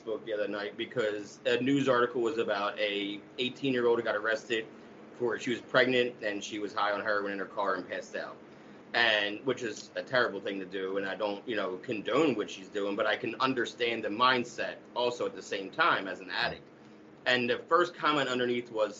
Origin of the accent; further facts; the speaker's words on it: Camden, New Jersey, United States; I grew up right outside of Camden, New Jersey.